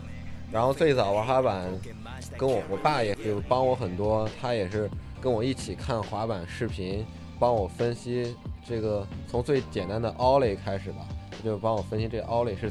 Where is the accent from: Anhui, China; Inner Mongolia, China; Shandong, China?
Shandong, China; Jinan; now in Shanghai, China; 我来自山东济南。